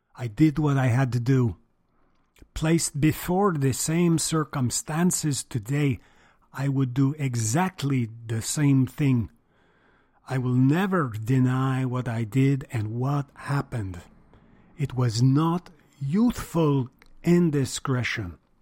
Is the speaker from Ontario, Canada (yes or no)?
no; Montreal, Quebec, Canada; grow up in montreal